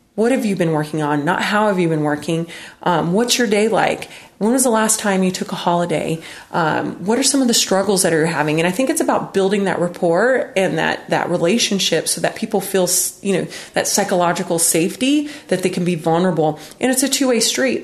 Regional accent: United States; I grew up in West Texas, New Mexico

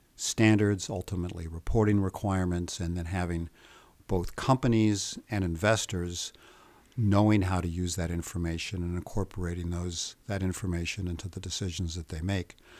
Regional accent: United States; I'm American, so I'm not quite as shy and polite as the Swedes seem to be.

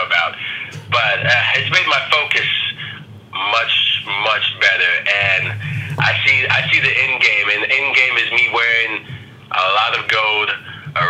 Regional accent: Virginia, United States; I'm from Virginia, you know, the rest of the family's from Maryland.

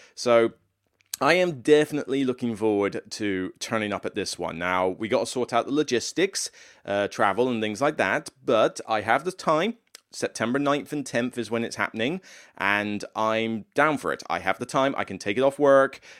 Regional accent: Taunton, South West England, United Kingdom; moved away; Holiday Inn in Taunton. So it's in my hometown

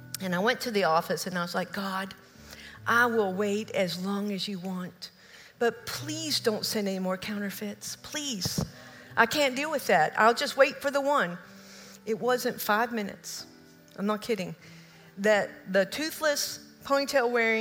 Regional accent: Oak Ridge, Tennessee, United States; moved away; also born or lived in Kentucky; I grew up in Oak Ridge

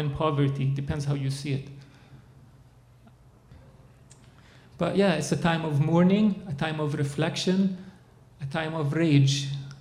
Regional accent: Dubai, United Arab Emirates; now in Winnipeg, Canada; I'm born in Dubai to a Palestinian Christian Arab father

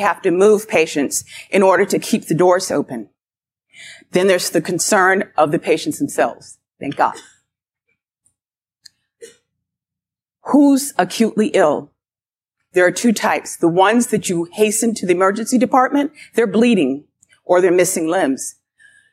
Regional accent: Boulder, Colorado, United States; moved away; I grew up in Boulder, Colorado, and I remember as a child

